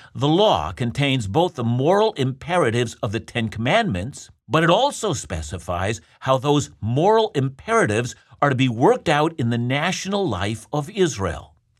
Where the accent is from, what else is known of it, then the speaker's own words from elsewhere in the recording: Canada; I'm a Canadian